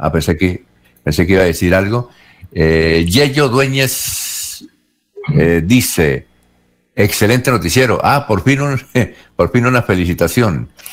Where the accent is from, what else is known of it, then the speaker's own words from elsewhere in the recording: Barichara, Santander, Colombia; en mi tierra barichara